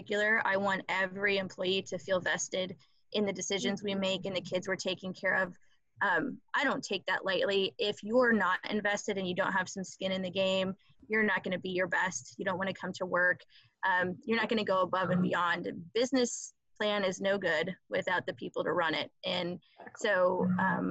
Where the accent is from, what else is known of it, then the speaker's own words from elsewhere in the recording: Palmer, Iowa, United States; I grew up in Palmer, Iowa, small, typical Midwestern town that cannot get any better